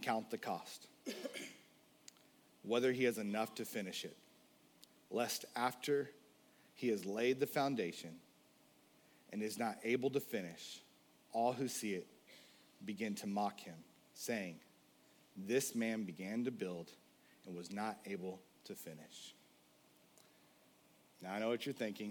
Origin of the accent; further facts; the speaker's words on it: the South, United States; I was born in the South